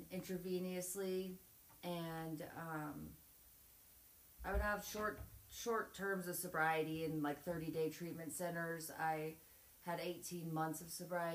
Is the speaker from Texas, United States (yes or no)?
no; Montana, United States; I'm 27. Was born and raised in Montana.